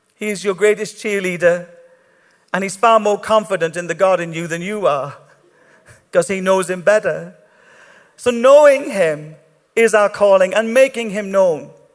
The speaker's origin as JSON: {"language": "English", "country": "Ireland", "said": "I'm Irish"}